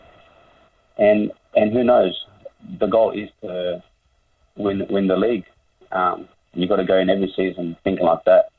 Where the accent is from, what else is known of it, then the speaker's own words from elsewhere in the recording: Blacktown, New South Wales, Australia; also born or lived in Penrith; I grew up in Blacktown